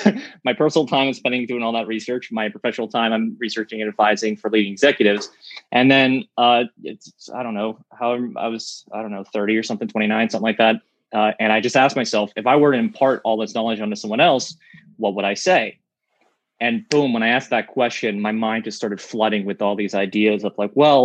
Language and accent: English; Pittsburgh, Pennsylvania, United States; I'm from Pittsburgh